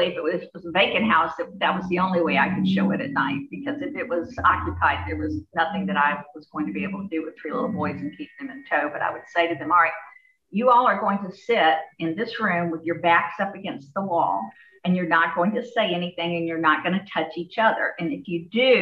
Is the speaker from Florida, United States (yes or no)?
yes; Jacksonville, Florida, United States; I'm from Jacksonville, Florida.